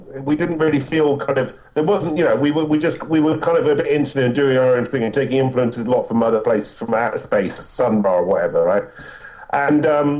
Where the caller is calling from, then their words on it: London, United Kingdom; I'm in London at the moment.